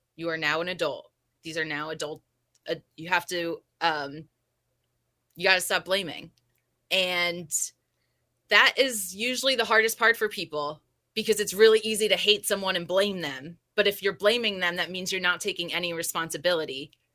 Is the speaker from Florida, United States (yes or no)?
no; New Jersey, United States; moved away; also born or lived in California; I'm from Jersey